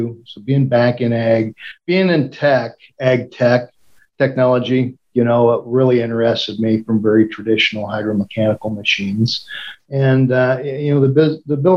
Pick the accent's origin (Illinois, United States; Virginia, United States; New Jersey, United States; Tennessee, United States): Illinois, United States; Cuba; I grew up in Cuba, about 20 miles from Havana. It's in central Illinois.